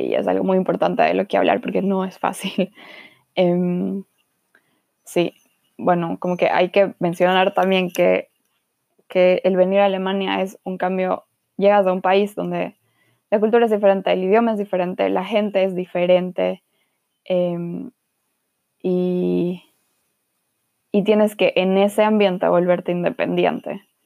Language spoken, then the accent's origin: Spanish; Guayaquil, Guayas, Ecuador; moved away as an adult; also born or lived in Quito / Cuenca / Frankfurt / Marburg; now in Germany; nací en Quito, luego me mudé a Cuenca y luego me mudé a Guayaquil. Y ahí viví casi